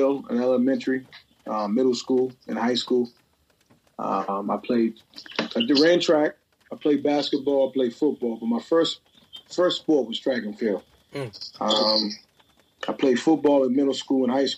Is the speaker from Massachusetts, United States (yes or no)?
yes; Boston, Massachusetts, United States; growing up in Boston and playing in Boston public schools.